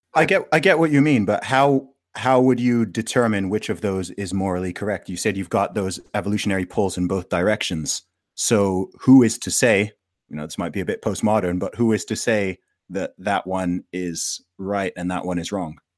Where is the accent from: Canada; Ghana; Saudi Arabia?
Saudi Arabia; I grew up in Saudi Arabia, right? So I grew up obviously surrounded by Muslims